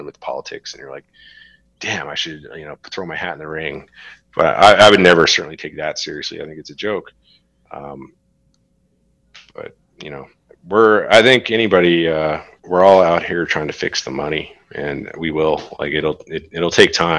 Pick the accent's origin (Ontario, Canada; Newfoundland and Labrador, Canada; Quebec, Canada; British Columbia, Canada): Newfoundland and Labrador, Canada; also born or lived in Alberta / Saskatchewan; now in Western Canada; Newfoundland is very liberal, very left-leaning, has unfortunately had to rely on government for a long time